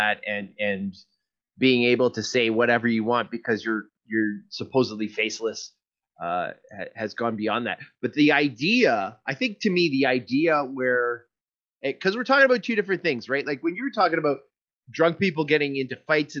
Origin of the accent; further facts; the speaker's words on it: Canada; as a Canadian, you know, we don't have full-on freedom of speech